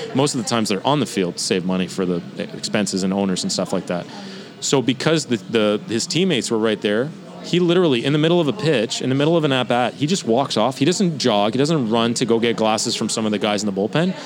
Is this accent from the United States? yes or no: no; Canada; especially as a Canadian